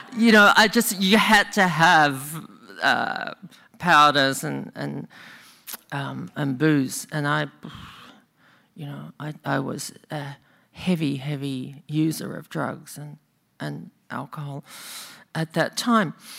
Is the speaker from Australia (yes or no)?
yes; Australia; now in Bay Area, United States; I'm actually from Australia, in case you think I talk funny.